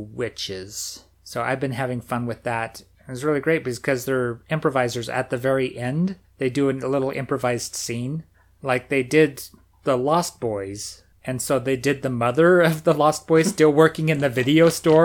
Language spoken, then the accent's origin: English; United States; being American